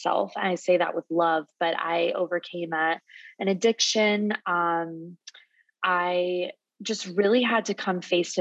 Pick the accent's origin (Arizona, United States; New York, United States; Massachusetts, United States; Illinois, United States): Arizona, United States; Phoenix; moved away as an adult; also born or lived in San Diego, California; I'm born and raised in Phoenix, Arizona. I moved to California when I was 18